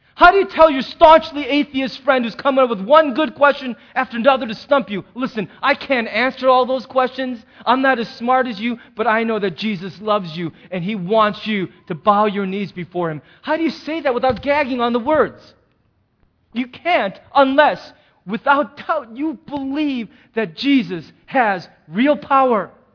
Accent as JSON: {"language": "English", "country": "United States", "said": "we as American Christians"}